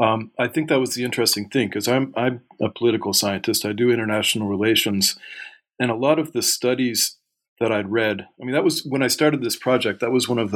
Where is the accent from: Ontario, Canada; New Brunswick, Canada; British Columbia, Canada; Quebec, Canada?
New Brunswick, Canada; Sussex; moved away as an adult; also born or lived in Taiwan; But I grew up in Atlanta, Canada, in a very small farming town called Sussex, New Brunswick.